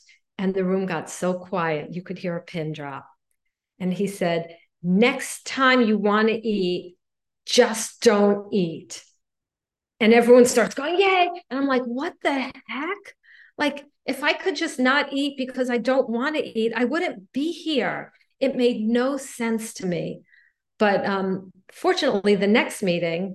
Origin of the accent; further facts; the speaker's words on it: Miami Beach, Florida, United States; I grew up in Miami Beach